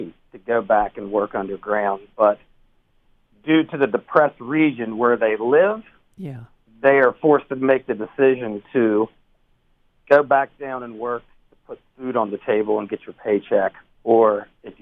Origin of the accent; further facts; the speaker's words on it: West Virginia, United States; I'm originally from West Virginia, right in the heart of Appalachia and coal mine country. And, you know, just growing up in West Virginia